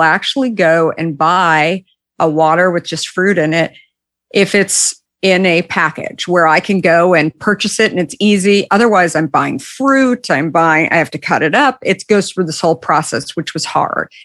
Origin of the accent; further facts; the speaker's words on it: Arizona, United States; also born or lived in Minneapolis; I grew up in Arizona